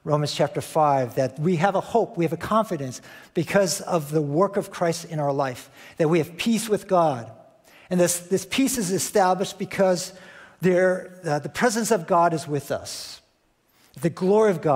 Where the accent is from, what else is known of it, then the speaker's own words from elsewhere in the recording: Chicago, Illinois, United States; moved away; Chicago, which is my hometown